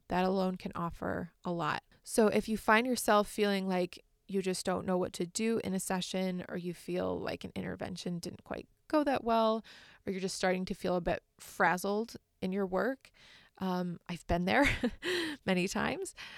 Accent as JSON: {"language": "English", "region": "Michigan", "country": "United States", "tie": "born or raised there", "also_born_or_lived": "Massachusetts", "said": "I was raised in Michigan and I still live here now"}